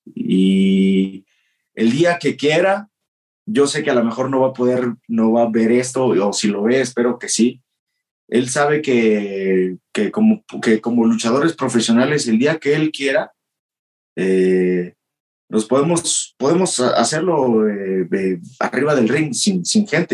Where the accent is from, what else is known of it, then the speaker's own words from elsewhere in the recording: Mexico; moved away as an adult; also born or lived in Japan; solamente venía a México para pasar con mi familia las fiestas de Navidad y Año Nuevo